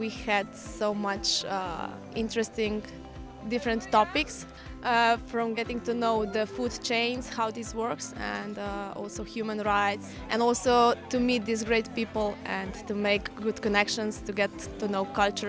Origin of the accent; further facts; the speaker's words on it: Slovenia; from Slovenia.